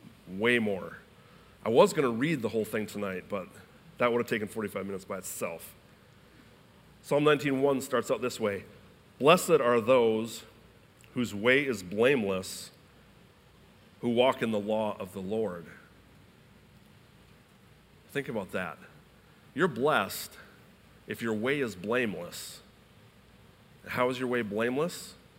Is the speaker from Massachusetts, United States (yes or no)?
no; Iowa, United States; I was born in Iowa.